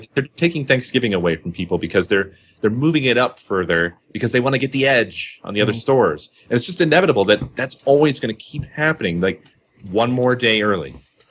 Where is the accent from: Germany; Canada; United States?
United States; Midwest; now in Arizona, United States; I grew up in the Midwest, and in Arizona